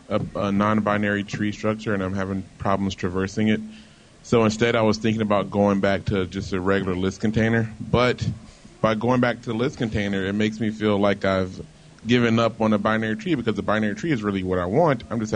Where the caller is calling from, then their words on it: Virginia Beach, Virginia, United States; Hey, Bobby. It's … from Virginia Beach.